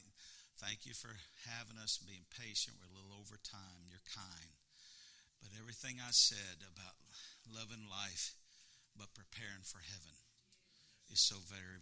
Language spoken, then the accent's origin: English; Missouri, United States; moved away as an adult; now in Louisiana, United States; I'm from Missouri, but we've lived in Louisiana 10 years